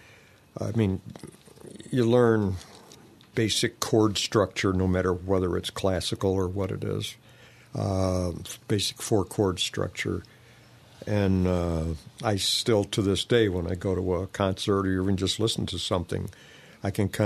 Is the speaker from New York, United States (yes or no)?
yes; Seneca Falls, New York, United States; now in Canandaigua, United States; I'm from Seneca Falls originally. I never have grown up, but other than that, yeah, I was raised there